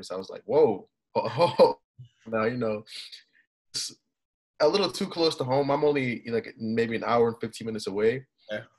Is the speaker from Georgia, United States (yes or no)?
yes; Atlanta, Georgia, United States; You know, I love South Florida. I'm originally from Atlanta. I love Atlanta, but I want to just be far away